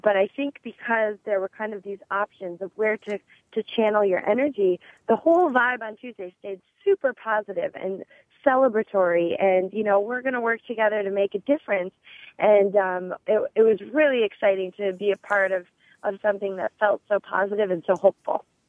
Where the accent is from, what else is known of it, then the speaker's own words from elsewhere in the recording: Midwest, United States; moved away; I actually grew up in the Midwest